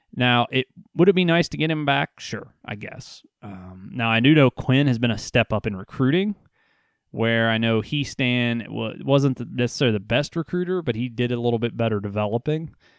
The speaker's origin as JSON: {"language": "English", "region": "Ohio", "country": "United States", "said": "I'm here from Ohio"}